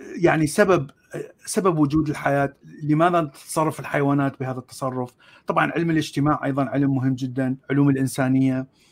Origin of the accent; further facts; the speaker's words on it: Baghdad, Baghdad Governorate, Iraq; moved away as an adult; also born or lived in Mosul / Jordan; now in United States; انا من مواليد آه، بغداد من عائله اصلها من الموصل